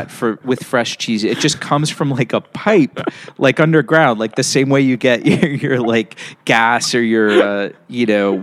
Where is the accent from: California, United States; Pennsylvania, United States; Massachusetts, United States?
Pennsylvania, United States; Pittsburgh; I grew up in Pittsburgh, and I grew up in a neighborhood called Squirrel Hill